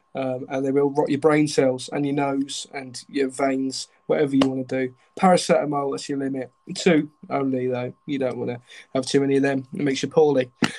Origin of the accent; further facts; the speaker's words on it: Milton Keynes, South East England, United Kingdom; moved away; when I was growing up in Milton Keynes.